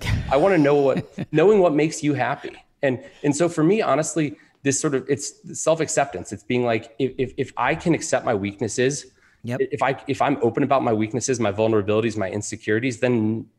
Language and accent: English; Alexandria, Virginia, United States; I am. I grew up in Alexandria, Virginia, went to T.C. Williams High School.